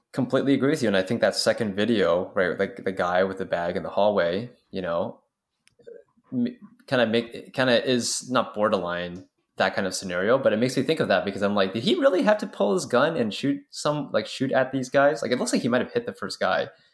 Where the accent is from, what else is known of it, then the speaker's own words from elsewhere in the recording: Canada; As a Canadian